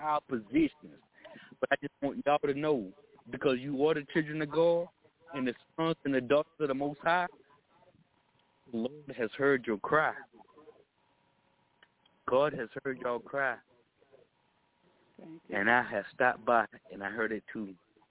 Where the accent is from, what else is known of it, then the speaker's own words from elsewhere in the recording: Texas, United States; I'm from Texas.